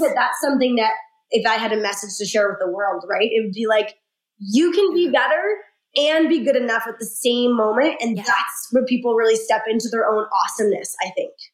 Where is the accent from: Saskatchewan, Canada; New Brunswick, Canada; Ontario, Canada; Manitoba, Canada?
Saskatchewan, Canada; I'm from Saskatchewan. It's a teeny tiny little rural province.